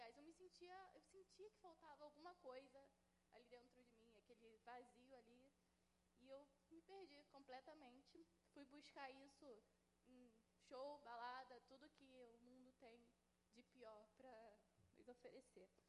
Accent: Santa Cruz, Brazil; eu tenho 23 anos, sou de Santa Cruz.

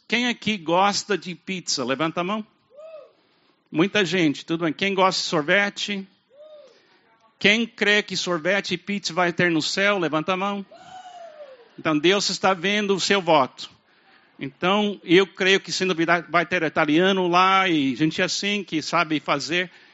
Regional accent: United States; Portuguese is a second language; moved away as an adult; also born or lived in Brazil; now in Fortaleza, Brazil; eu venho dos Estados Unidos

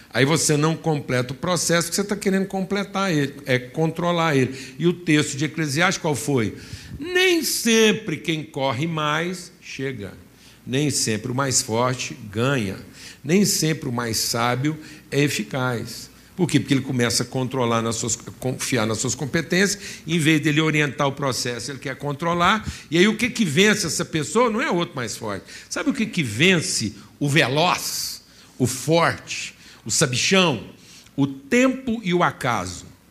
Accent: Minas Gerais, Brazil; falando como um bom mineiro

